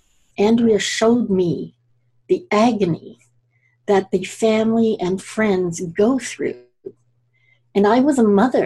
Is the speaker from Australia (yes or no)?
no; Scotland, United Kingdom; now in Canada; So I'm also Scottish, and we tend to name our homes. My family back in Scotland, a lot of them live in homes that don't really have addresses.